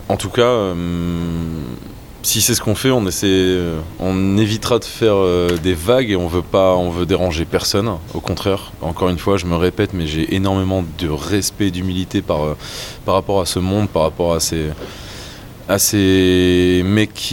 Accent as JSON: {"language": "French", "region": "Flanders", "country": "Belgium", "said": "avant d'être brasseur, avant d'être cuisinier, je suis flamand et que jeter quelque chose, ça me fait toujours très très très mal au cœur."}